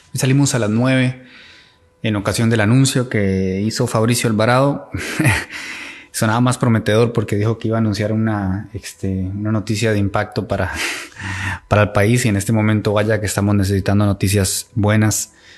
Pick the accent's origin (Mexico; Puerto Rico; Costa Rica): Costa Rica; como costarricenses